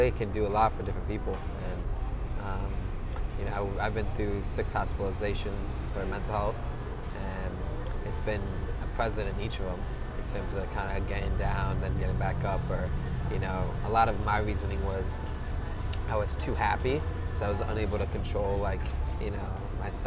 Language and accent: English; New York, United States; moved away as an adult; now in San Diego, United States; I grew up in New York, and then I came out for school 5 years ago.